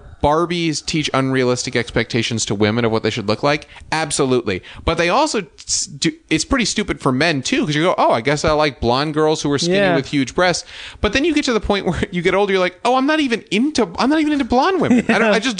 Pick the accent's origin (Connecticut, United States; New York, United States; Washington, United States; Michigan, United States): New York, United States; Westchester; I grew up in Westchester, New York